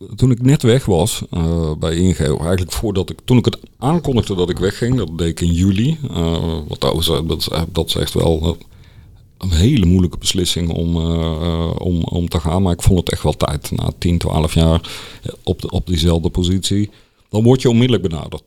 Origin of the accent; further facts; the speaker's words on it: Netherlands; als Nederlander